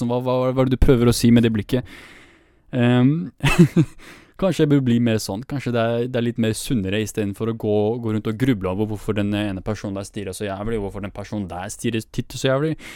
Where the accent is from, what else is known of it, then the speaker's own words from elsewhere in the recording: Vestby, Akershus, Norway; jeg er fra Vestby